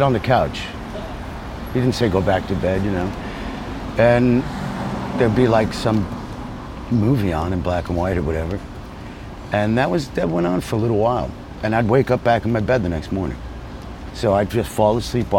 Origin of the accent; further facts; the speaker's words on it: Teaneck, New Jersey, United States; also born or lived in Ridgewood, Queens, New York / Sicily (parents); I was only there for the first year and a half of my life, and then we moved to Teaneck, New Jersey, just across the Hudson River